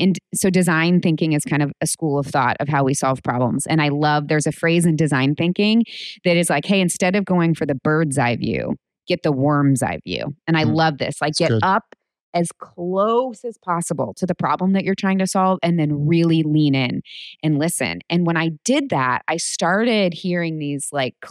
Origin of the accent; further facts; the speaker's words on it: United States; I grew up in America